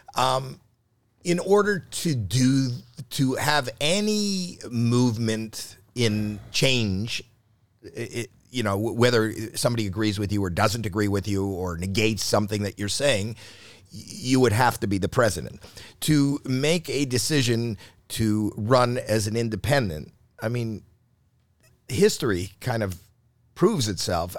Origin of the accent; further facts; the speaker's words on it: Canada; I was born in Canada